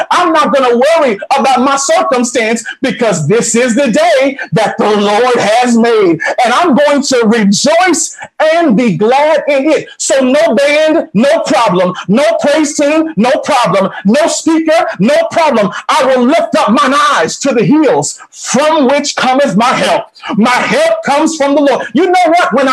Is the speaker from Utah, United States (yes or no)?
no; Atlanta, Georgia, United States; I came from Atlanta, which is a big airport, huge city.